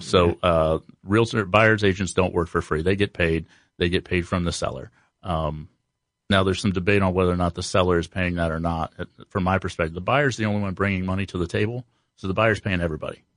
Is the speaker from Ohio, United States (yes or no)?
yes; Columbus, Ohio, United States; born and raised in Columbus